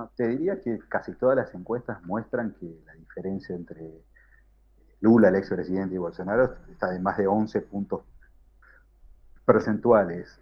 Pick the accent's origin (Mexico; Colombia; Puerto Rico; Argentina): Argentina; now in São Paulo, Brazil